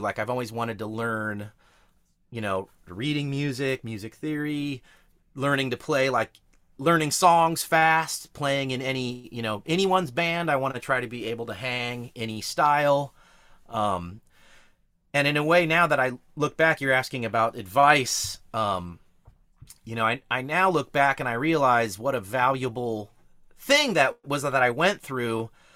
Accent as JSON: {"language": "English", "town": "Hollister", "region": "California", "country": "United States", "tie": "born or raised there", "said": "I grew up out in Hollister"}